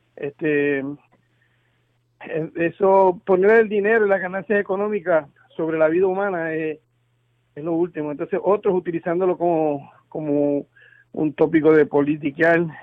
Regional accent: Coamo, Puerto Rico; now in Boston, United States; yo soy un puertorriqueño de Cuamo

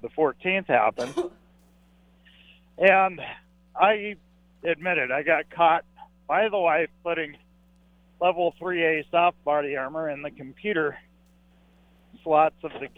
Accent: Caldwell, Idaho, United States; I'm from Caldwell, Idaho, but today I'm in Las Vegas

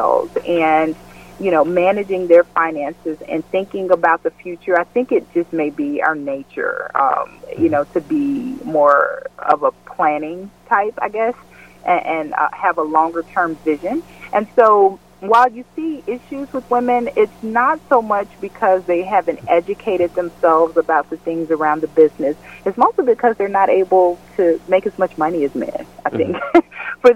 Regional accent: West Memphis, Arkansas, United States; moved away as an adult; also born or lived in Mississippi / Amsterdam, Netherlands / Spain; I grew up in West Memphis, Arkansas

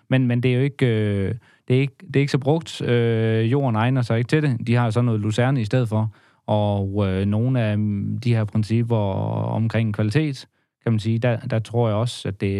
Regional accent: Vorbasse, Southern Denmark, Denmark; Og jeg er jo fra Vorbasse, så vi har slået en god handel af ham.

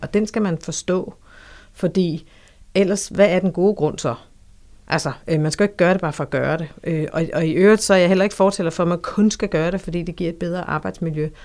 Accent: Funen, Southern Denmark, Denmark; Jeg øh, er født og opvokset på Fyn.

